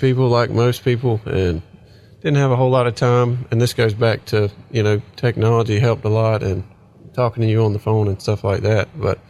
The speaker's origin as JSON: {"language": "English", "town": "Climax", "region": "Georgia", "country": "United States", "also_born_or_lived": "Atlanta, Georgia", "lives_now": "Whigham, United States", "said": "I'm 28. I'm from Climax, Georgia."}